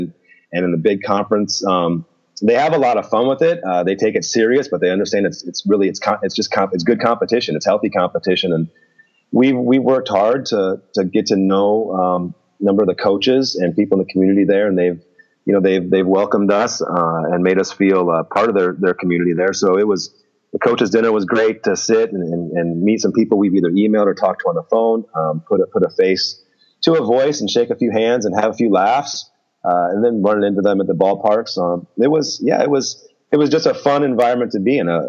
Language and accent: English; Midwest, United States; moved away; I'm from the Midwest. I'm from the middle of the country